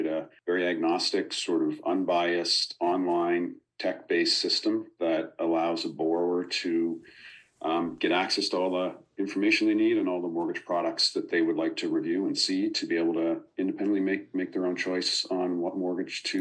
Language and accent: English; Nova Scotia, Canada; moved away as an adult; now in Toronto, Canada; I grew up in Nova Scotia, but moved to Toronto after I graduated school